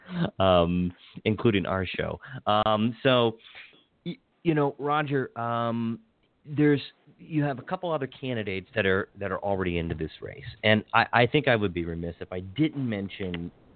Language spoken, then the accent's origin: English; Hagerstown, Maryland, United States; now in Montgomery County, Maryland, United States; I grew up in Hagerstown and having, born, raised, educated there